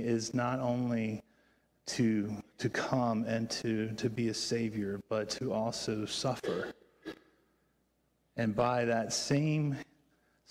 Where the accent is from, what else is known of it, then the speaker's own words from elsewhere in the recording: Virginia, United States; moved away; I grew up in Virginia